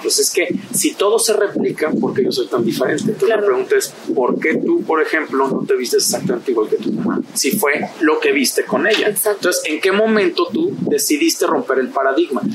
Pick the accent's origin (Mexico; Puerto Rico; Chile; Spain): Mexico; somos mexicanos